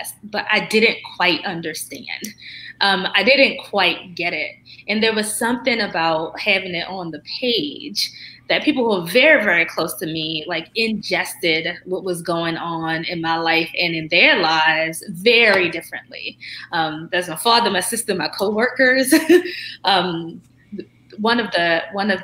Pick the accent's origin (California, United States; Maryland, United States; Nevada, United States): Maryland, United States; Baltimore; moved away as an adult; also born or lived in Stanford; I come from Baltimore beginnings, like the, you know, blue light neighborhoods